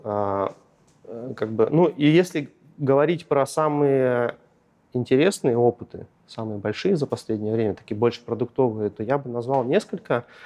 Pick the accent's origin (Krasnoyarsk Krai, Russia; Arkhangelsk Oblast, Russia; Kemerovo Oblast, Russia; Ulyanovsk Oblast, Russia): Arkhangelsk Oblast, Russia; Shiroky Priluk; moved away as an adult; also born or lived in Saint Petersburg; я родом из Архангельской области, небольшого лесного рабочего поселка Широкий Прилук